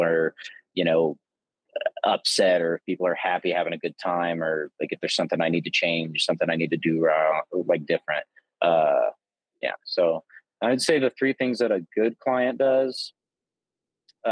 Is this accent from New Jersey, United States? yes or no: no; Southern Illinois, United States; moved away; also born or lived in Texas / Oklahoma; I grew up in Southern Illinois